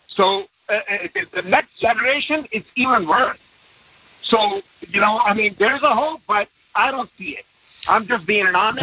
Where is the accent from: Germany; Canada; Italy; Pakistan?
Pakistan; moved away as an adult; now in Pennsylvania, United States; I came from Pakistan, man, back in 94 when I was 19.